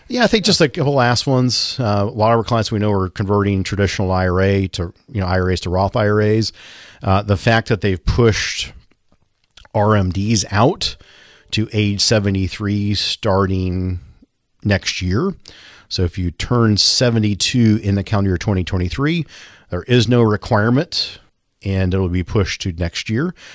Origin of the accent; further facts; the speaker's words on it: Linden, Kansas, United States; I grew up in Linden, Kansas, population twelve hundred.